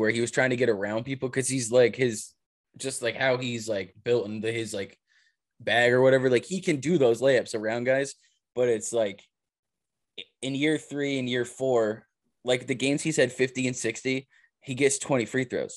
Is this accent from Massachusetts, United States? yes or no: yes; Massachusetts, United States; moved away; I was from Massachusetts